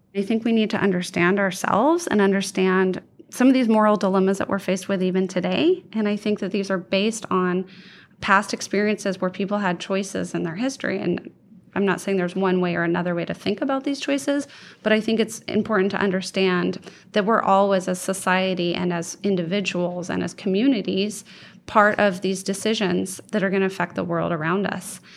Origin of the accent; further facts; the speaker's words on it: Oregon, United States; I grew up in Oregon